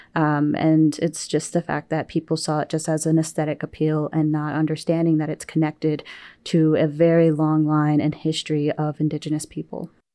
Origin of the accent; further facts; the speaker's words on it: New Mexico, United States; now in Wisconsin, United States; leaving my home state of New Mexico